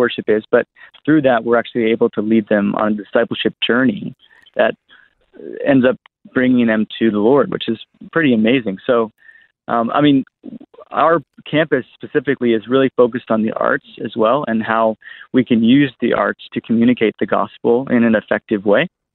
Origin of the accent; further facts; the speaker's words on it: East Coast of America, United States; moved away as an adult; now in Australia; I'm from America, actually. So I come from the East Coast of America